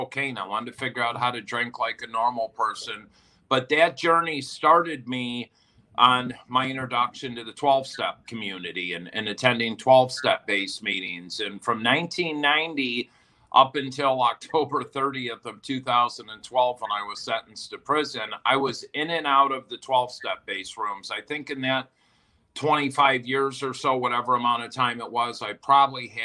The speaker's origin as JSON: {"language": "English", "town": "Crystal Lake", "region": "Illinois", "country": "United States", "tie": "born or raised there", "also_born_or_lived": "Naperville, Illinois", "moved": "as an adult", "lives_now": "Los Angeles, United States", "said": "I grew up in Northern Illinois on a lake called Crystal Lake"}